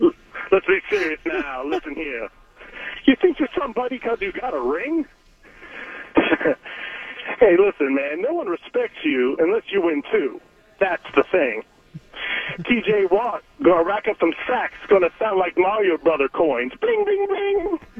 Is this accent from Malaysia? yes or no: no; Wheeling, West Virginia, United States; I'm from the friendly city of Wheeling.